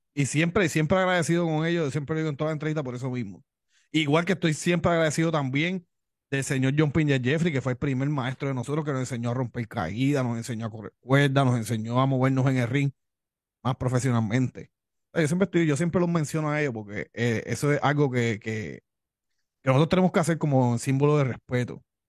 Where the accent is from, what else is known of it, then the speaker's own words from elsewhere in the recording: Levittown, Puerto Rico; accent: Cuban; also born or lived in Miami, Florida; vengo de padres cubanos, nací en Miami, pero me crié aquí en la isla de Puerto Rico